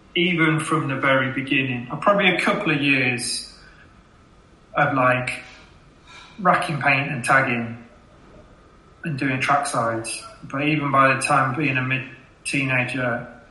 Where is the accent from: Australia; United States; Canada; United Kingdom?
United Kingdom; Leicester, East Midlands; now in Sheffield, United Kingdom; before Sheffield, I, I grew up in Leicester